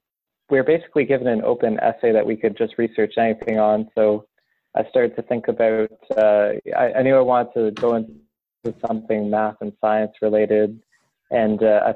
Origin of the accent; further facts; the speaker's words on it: just outside of Toronto, Ontario, Canada; I grew up in Canada, just outside of Toronto.